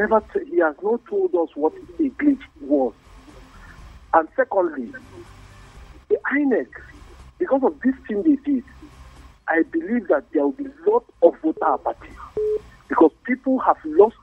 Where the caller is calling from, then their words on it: Bukuru, Plateau, Nigeria; I'm calling from Bukuru.